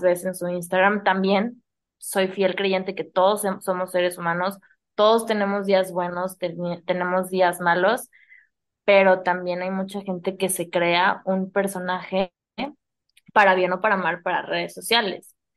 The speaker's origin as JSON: {"language": "Spanish", "region": "San Luis Potosí", "country": "Mexico", "moved": "yes", "said": "tú y yo somos de San Luis"}